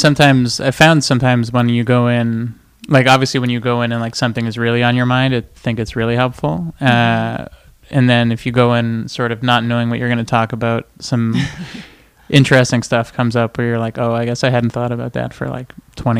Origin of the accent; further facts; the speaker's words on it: Montreal, Quebec, Canada; also born or lived in Toronto; now in Los Angeles, United States; I grew up in Montreal.